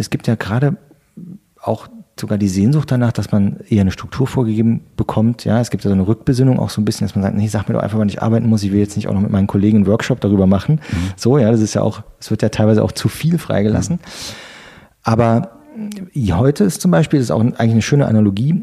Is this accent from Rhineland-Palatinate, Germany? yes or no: yes; near Trier, Rhineland-Palatinate, Germany; moved away as an adult; also born or lived in Stolberg, North Rhine-Westphalia; now in Berlin, Germany; Aus der Nähe von äh, Trier an der mhm. Mosel. Mhm. Geboren bin ich in Stolberg